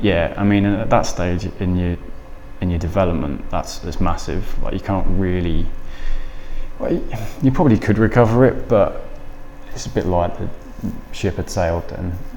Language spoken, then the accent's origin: English; Lincolnshire, the Fens, East Midlands, United Kingdom; moved away as an adult; So I'm from Lincolnshire. Uh, oh. and the Fens. and uh, yeah, that's where I was born and raised, or like first 20 years of my life.